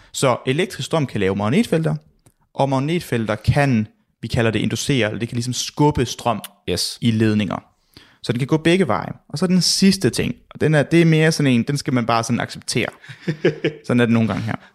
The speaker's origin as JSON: {"language": "Danish", "area": "Southern Jutland", "region": "Southern Denmark", "country": "Denmark", "said": "jeg er jo fra Sønderland"}